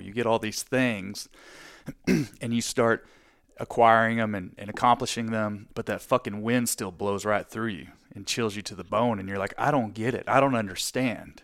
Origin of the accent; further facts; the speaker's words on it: Texas, United States; I'm from Texas